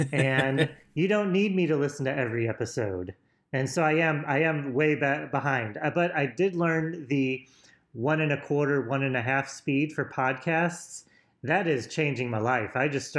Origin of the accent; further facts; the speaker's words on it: Illinois, United States; I'm a slow talker. I'm from Illinois.